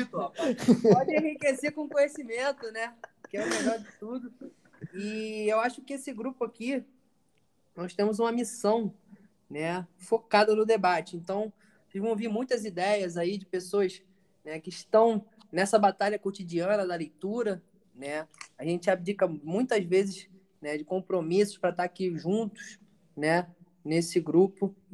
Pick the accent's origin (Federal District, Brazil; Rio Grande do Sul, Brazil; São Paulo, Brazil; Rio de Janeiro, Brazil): Rio de Janeiro, Brazil; now in Bahia, Brazil; idade 20, 25 agora, vou fazer 26, tá? Venho do Rio de Janeiro, mas agora eu sou baiano.